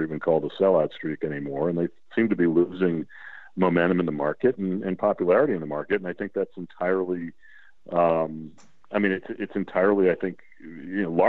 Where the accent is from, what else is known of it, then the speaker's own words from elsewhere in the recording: New England, United States; now in Washington, D.C., United States; we're from New England